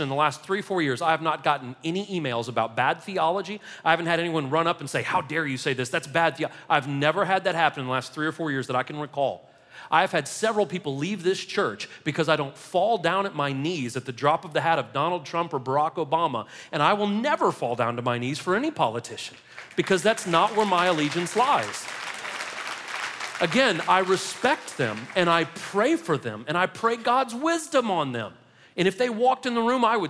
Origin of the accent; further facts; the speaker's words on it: United States; we're Americans